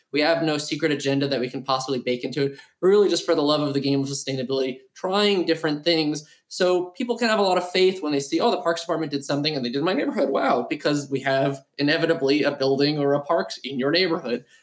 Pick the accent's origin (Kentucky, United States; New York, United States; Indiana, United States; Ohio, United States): New York, United States; New York City; growing up in New York